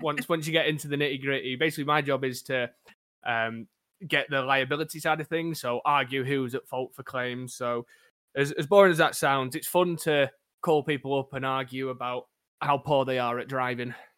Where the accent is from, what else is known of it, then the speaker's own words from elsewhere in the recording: Crewe, North West England, United Kingdom; I am from a sunny town of Crewe over in England, where not much really goes on